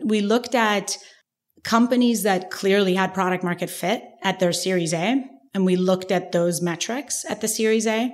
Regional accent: Iran; moved away; we grew up in Iran, you know, I, Iran is a very classist culture

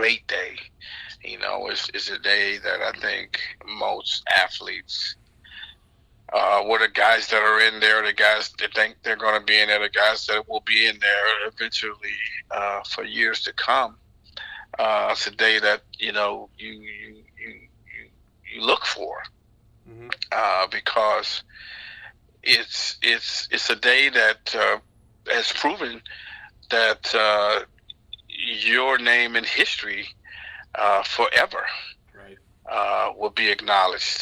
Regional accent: Florida, United States; growing up in Florida

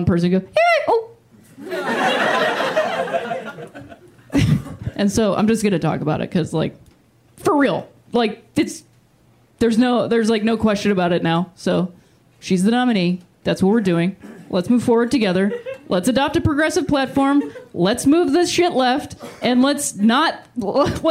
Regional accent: Akron, Ohio, United States; moved away; also born or lived in Chicago; I am from Akron, Ohio

